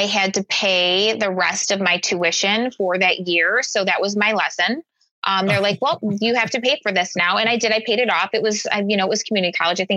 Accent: Chicago, Illinois, United States; Chicago, I, born and raised.

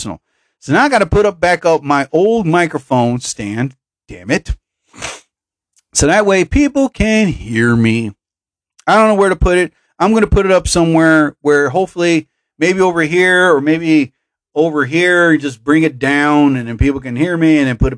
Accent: New Jersey, United States; I love my home state

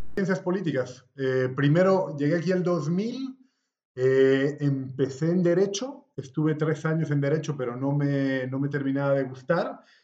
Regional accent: La Paz, Bolivia; moved away as an adult; also born or lived in Caracas, Venezuela; now in Madrid, Spain; Bueno, pues soy boliviano, tengo 41 años, que cumplí en octubre del año pasado. Estoy viviendo en Madrid. Eh, digo, Madrid es como mi segunda ciudad después de La Paz.

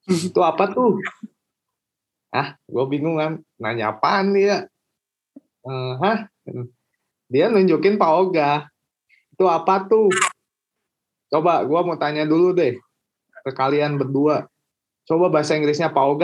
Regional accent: Bandung, West Java, Indonesia; Gua kan lahir di Bandung, besar di Bandung, kerja di Jakarta.

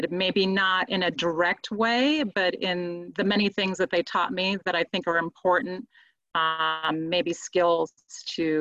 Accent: Spain; moved away; I was raised in Spain as a Catholic.

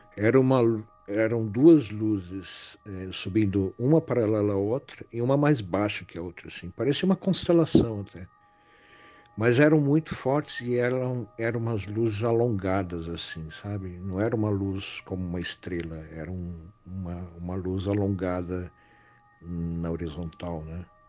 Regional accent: Santana de Parnaíba, São Paulo, Brazil; E lá eu passei toda a minha infância, meus avós são de lá

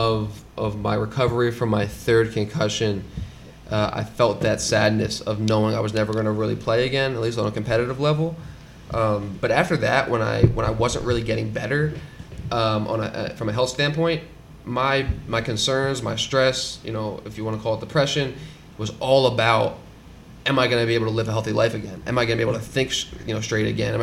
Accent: Philadelphia, Pennsylvania, United States; I'm from Philly, born and raised, and grew up as a lifelong athlete

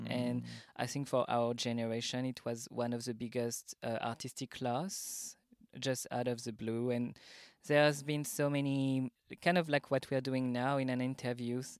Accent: Paris, Île-de-France, France; accent: French; English is a second language; moved away as an adult; now in Berlin, Germany; I'm originally from Paris, France, but I moved to Berlin just two weeks before the pandemic started in March

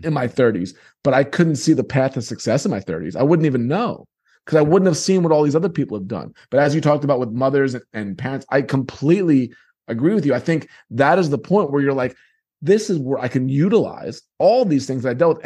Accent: New York, United States; moved away; I come from New York

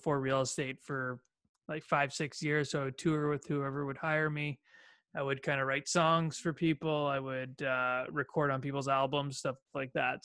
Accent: Ajax, Ontario, Canada; I grew up about, just east of the city. Born and raised it's a town called Ajax

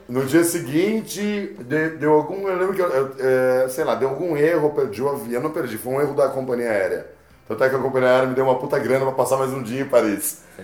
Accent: Brazil; Sou do Brasil

